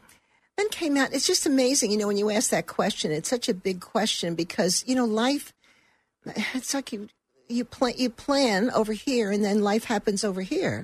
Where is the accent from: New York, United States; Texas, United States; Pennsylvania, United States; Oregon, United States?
New York, United States; Brooklyn; also born or lived in Turkey; I grew up in Brooklyn. When I married, my husband was an Air Force officer. So we left and traveled.